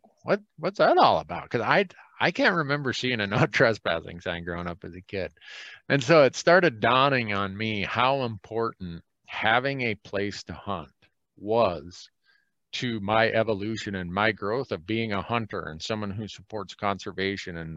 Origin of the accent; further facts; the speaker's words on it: Minnesota, United States; now in the American West; where I grew up in Minnesota